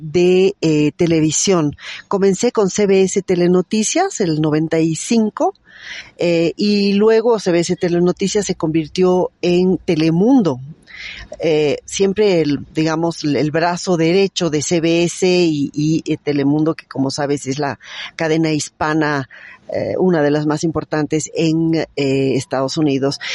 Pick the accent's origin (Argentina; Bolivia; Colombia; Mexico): Bolivia; somos varios periodistas bolivianos